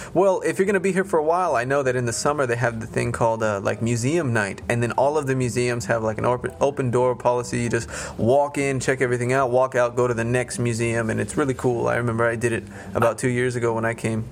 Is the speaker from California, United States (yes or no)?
no; Las Vegas, Nevada, United States; accent: American; moved away as an adult; now in Russia; I'm Hispanic mm-hmm. uh, by heritage, but I'm American uh, by nationality. I was born in America, raised in America